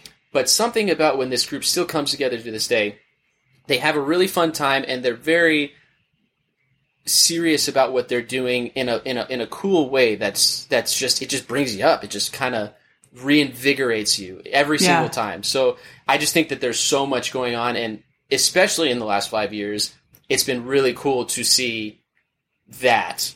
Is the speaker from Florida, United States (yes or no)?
yes; Orlando, Florida, United States; I'm originally from Orlando, Florida